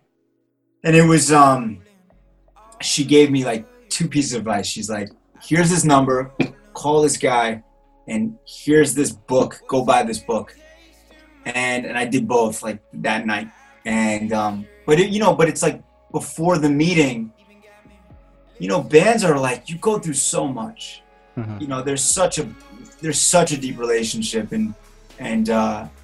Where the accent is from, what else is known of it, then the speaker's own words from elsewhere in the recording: Cleveland, Ohio, United States; moved away; I'm from Cleveland, Ohio. Born and raised, city of rock and roll.